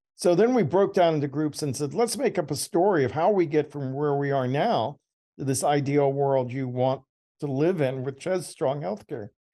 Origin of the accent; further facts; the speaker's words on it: Georgia, United States; I was born in Georgia.